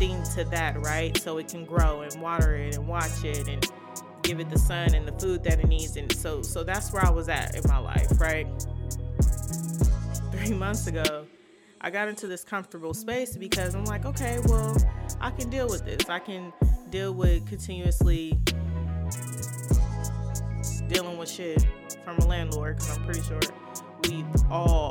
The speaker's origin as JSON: {"language": "English", "town": "Inglewood", "region": "California", "country": "United States", "moved": "as an adult", "lives_now": "Seattle, United States", "said": "I'm from Inglewood, California. I'm currently in Seattle. Been here for 3 years."}